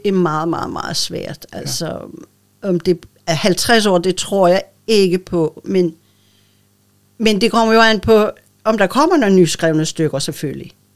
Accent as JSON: {"language": "Danish", "area": "Bornholm", "region": "Capital Region of Denmark", "country": "Denmark", "accent": "old Bornholmsk"}